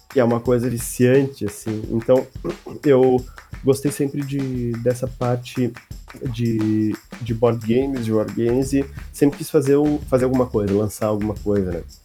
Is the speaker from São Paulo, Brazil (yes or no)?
no; Novo Hamburgo, Rio Grande do Sul, Brazil; sou de Novo Hamburgo, Rio Grande do Sul